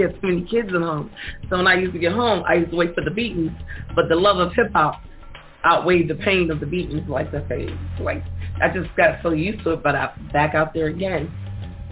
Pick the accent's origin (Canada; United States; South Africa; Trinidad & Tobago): United States; New York City, New York; growing up in the Bronx, to me, my mom had 11 kids, and she was a single parent